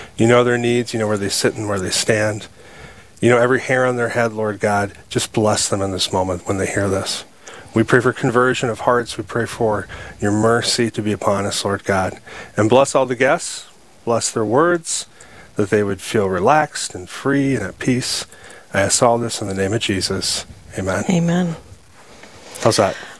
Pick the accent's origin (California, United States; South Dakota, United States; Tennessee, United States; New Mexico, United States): South Dakota, United States; Sioux Falls; I'm just a guy, born and raised in Sioux Falls, South Dakota